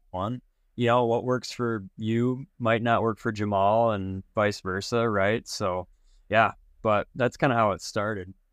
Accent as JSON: {"language": "English", "region": "South Dakota", "country": "United States", "tie": "born or raised there", "said": "I grew up in South Dakota"}